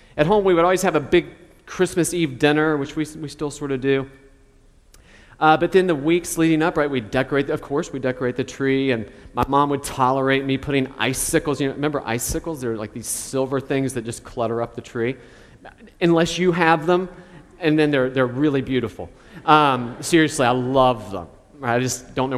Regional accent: Charleston, West Virginia, United States; where I grew up in Charleston, West Virginia

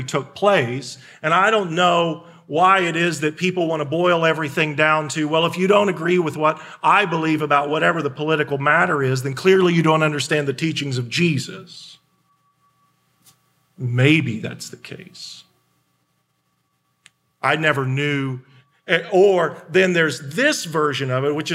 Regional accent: Indiana, United States; I was born in Indiana

